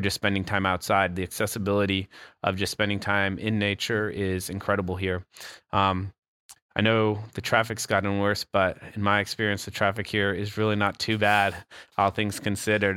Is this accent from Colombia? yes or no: yes; Bogotá, Colombia; also born or lived in Canada; now in Asheville, United States; I grew up in Bogota, Colombia